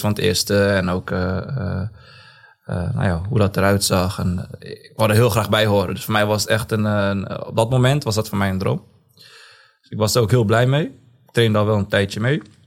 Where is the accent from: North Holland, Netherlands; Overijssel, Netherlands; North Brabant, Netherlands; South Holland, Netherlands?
Overijssel, Netherlands; Zwolle; Geboren en getogen in Zwolle